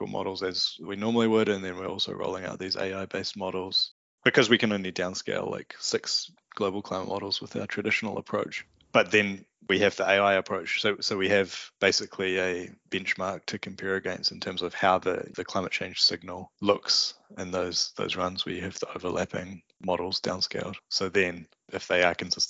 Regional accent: New Zealand; accent: Kiwi; also born or lived in California; my Kiwi accent

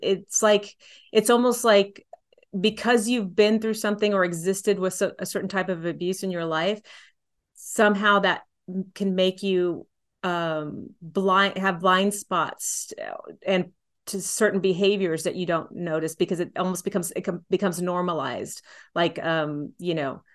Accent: San Antonio, Texas, United States; I grew up in San Antonio

